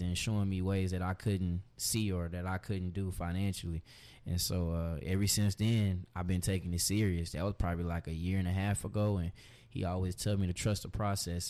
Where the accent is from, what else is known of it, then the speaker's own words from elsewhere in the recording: Austin, Texas, United States; also born or lived in Pflugerville, Texas; Austin, born and raised.